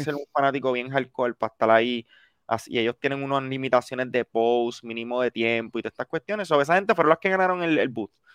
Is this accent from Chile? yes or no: no; Puerto Rico; yo soy puertorriqueño.